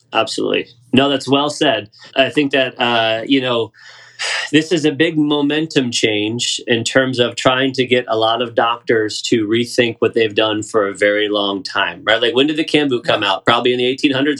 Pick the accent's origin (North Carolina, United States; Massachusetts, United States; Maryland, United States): North Carolina, United States; Raleigh; I'm from Raleigh. I moved here when I was 10, so I did most of my growing up around here